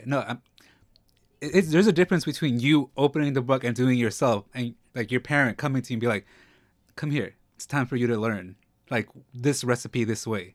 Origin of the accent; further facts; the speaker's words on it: New York, United States; also born or lived in Mexico (ancestry); I'm from New York, but I'm Mexican